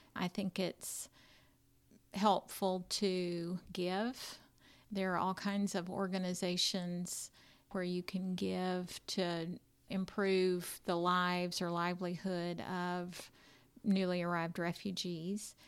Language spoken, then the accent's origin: English; United States; I grew up right here in Williamson County, and I went to private school right here